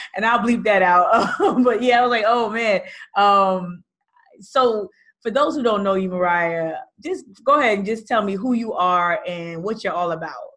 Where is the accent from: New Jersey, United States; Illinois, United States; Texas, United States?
New Jersey, United States; moved away; I'm born and raised in Jersey